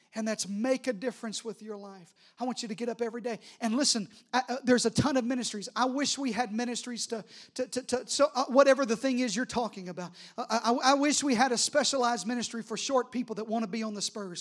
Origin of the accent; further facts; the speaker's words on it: Arkansas, United States; I'm from Arkansas